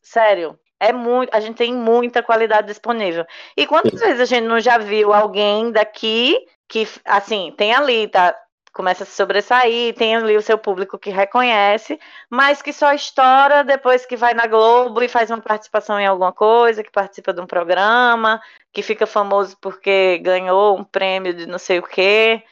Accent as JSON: {"language": "Portuguese", "town": "Natal", "region": "Rio Grande do Norte", "country": "Brazil", "said": "sou de Natal"}